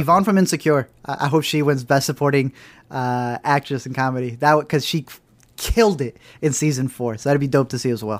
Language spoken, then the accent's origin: English; United States; we're very American